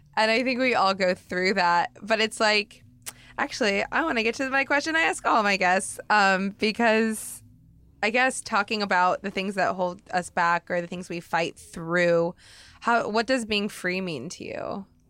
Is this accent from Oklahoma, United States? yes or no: no; Oregon, United States; now in Los Angeles, United States; I grew up in Oregon, which is hella white